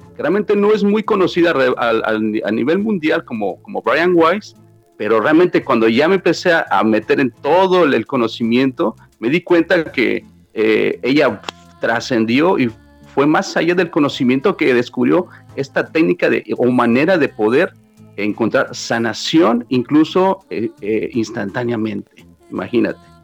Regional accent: Mexico City, Mexico; now in New York, United States; Soy originalmente de la Ciudad de México e inmigré este, muy joven para acá, para Nueva York.

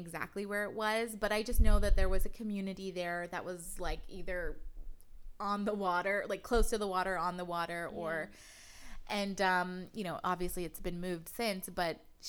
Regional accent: San Pedro, California, United States; Growing up in San Pedro, I went to a really small private school on 7th Street

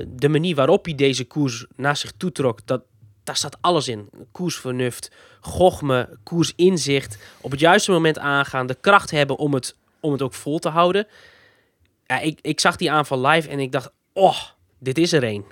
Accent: Friesland, Netherlands; ik uit Friesland kom

